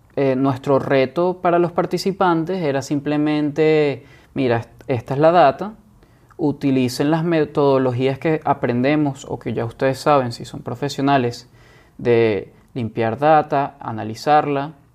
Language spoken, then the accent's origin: Spanish; Caracas, Capital District, Venezuela; moved away as an adult; also born or lived in Boston, United States; now in San Francisco, United States; yo me fui a los 18 años de Venezuela, de Caracas, y me fui a Boston